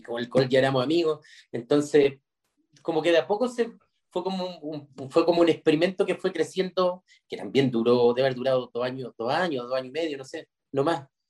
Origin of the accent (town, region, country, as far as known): Chile